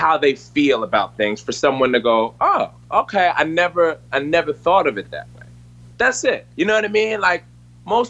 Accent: Philadelphia, Pennsylvania, United States; I'm from Philadelphia

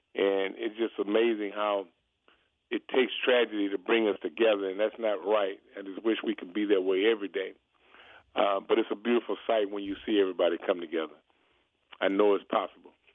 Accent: Houston, Texas, United States; moved away; I'm from Houston

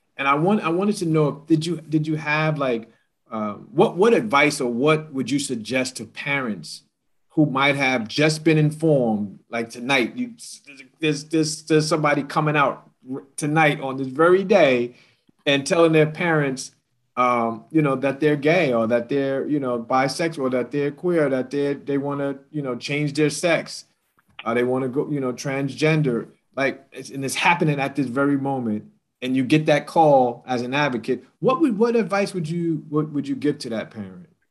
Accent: New York City, New York, United States; I grew up in New York City as a 17 year old

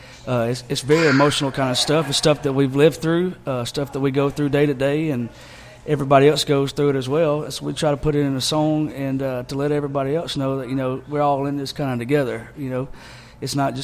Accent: Alexander City, Alabama, United States; moved away as an adult; now in Nashville, United States; We're from Alexander City, Alabama

